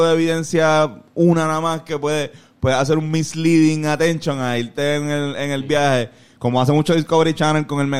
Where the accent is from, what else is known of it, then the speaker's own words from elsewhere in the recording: Mexico; que aquí somos mexicanos